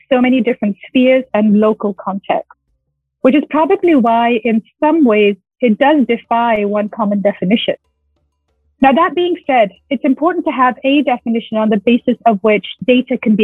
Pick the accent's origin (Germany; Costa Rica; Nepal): Nepal; moved away; also born or lived in New Jersey; I'm actually from Nepal, though, and I'm a human rights lawyer